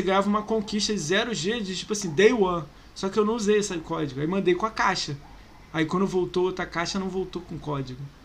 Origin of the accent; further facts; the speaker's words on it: Rio de Janeiro, Brazil; Eu sou do Rio